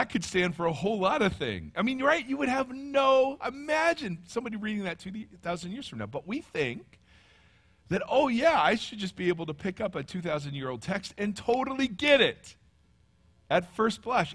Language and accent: English; Ohio, United States; accent: Midwestern; moved away; Midwestern, I'm from Ohio